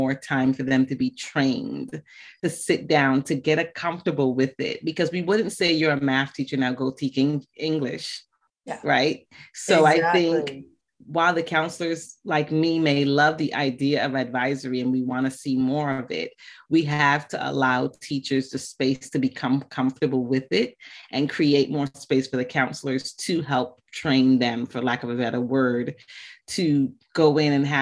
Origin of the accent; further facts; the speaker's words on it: Barbados; moved away; also born or lived in West Africa; Bajan is B-A-J-A-N, and that is just a slang term for Barbadian because I was born in Barbados.